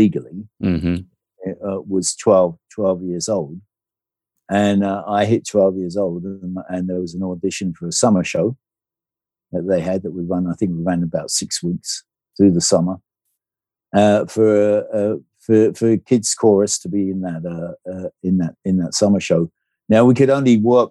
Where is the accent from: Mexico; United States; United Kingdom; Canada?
United Kingdom; Brighton, South East England; Born and bred in Brighton.